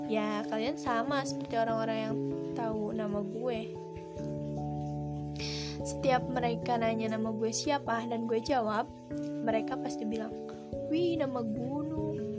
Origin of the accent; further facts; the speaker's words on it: Bandung, West Java, Indonesia; born there; dan gue gak punya nama panjang gue lahir di Bandung pada 2004